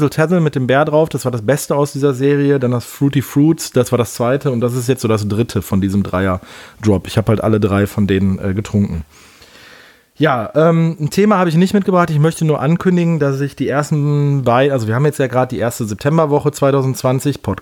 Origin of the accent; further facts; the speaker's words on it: Rhineland, Germany; Und für mich als Rheinländer ist so ein frisch gezapftes Alt durchaus mal lecker.